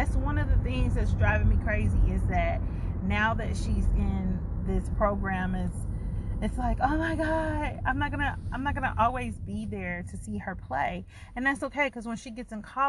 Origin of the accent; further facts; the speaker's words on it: St. Louis, Missouri, United States; moved away as an adult; now in Duncan, United States; am actually from St. Louis, Missouri, and I moved to Duncan, South Carolina